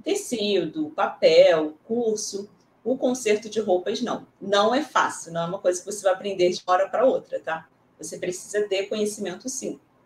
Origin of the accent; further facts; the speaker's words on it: Rio de Janeiro, Brazil; aqui no Rio de Janeiro mesmo, sou carioca